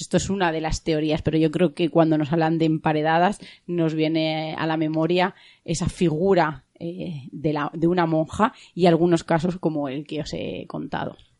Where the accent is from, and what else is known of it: Spain